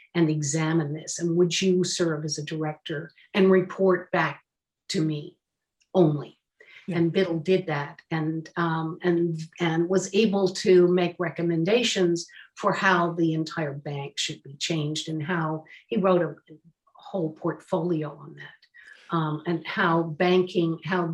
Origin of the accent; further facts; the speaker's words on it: Philadelphia, Pennsylvania, United States; as a Philadelphian